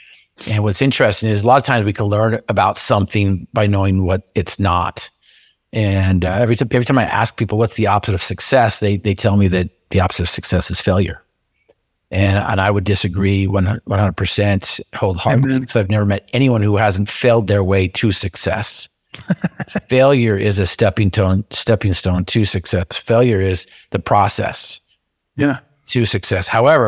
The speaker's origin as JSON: {"language": "English", "region": "Utah", "country": "United States", "tie": "born or raised there", "said": "I grew up in Cache Valley in Aggie country, but I wanted to go play in Cougar country down at BYU."}